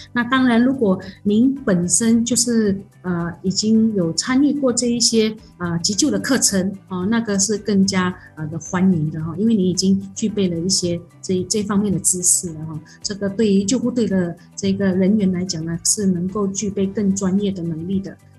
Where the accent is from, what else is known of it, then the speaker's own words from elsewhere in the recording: Malaysia; 我们马来西亚人